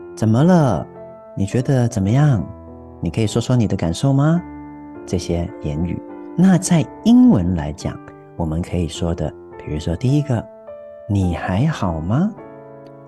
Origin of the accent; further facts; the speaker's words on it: Taiwan; 我们台湾人说的那个 feel